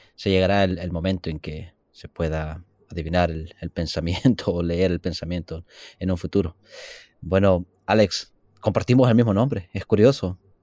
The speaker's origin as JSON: {"language": "Spanish", "country": "El Salvador", "moved": "yes", "lives_now": "California, United States", "said": "yo vengo un poco del trópico, del Salvador, y allá no es húmedo"}